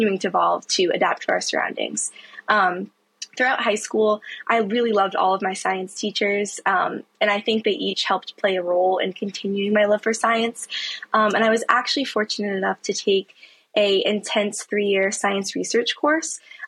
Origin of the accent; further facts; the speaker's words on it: Saratoga Springs, New York, United States; moved away as an adult; now in Durham, United States; I grew up in a small town in upstate New York called Saratoga Springs, just north of Albany.